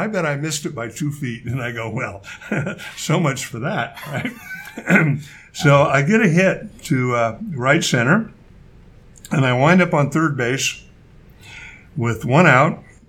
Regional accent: Corvallis, Oregon, United States; also born or lived in Portland, Oregon; I was born in Corvallis.

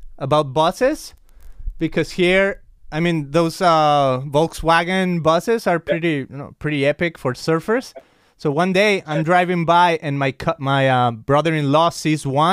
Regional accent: Mexico; I'm from Mexico

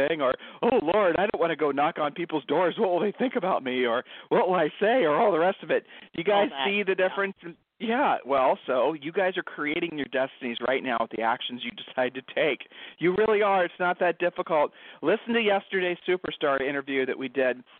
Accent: Ohio, United States; We're from Ohio

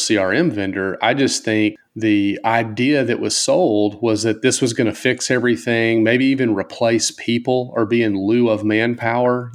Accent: the South, United States; I grew up in the South, and I'm a good old Baptist guy.

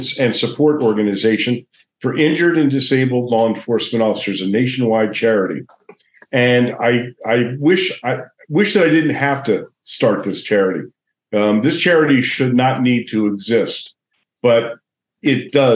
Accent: Princeton, New Jersey, United States; moved away as an adult; also born or lived in Las Vegas, Nevada; I started my career in Princeton, New Jersey, which was my hometown.

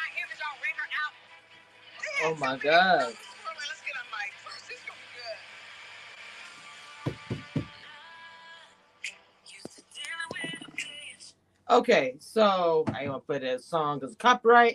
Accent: Louisiana / Texas, United States; I'm from the boot. Yeah, I'm from Louisiana and slash Texas, whatever. I'm from the South.

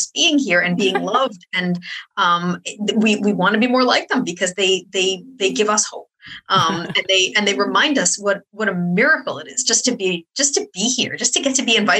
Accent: upstate New York, United States; I grew up in upstate New York

